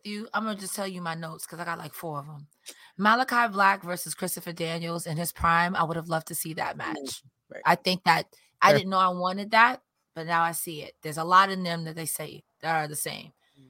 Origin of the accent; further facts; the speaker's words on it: Winnipeg, Manitoba, Canada; I'm from Winnipeg. You idiot.